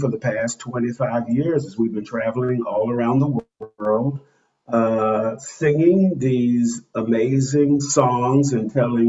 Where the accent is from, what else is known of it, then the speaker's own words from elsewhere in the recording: Montgomery, Alabama, United States; I grew up in Montgomery, Alabama, during the Civil Rights Movement.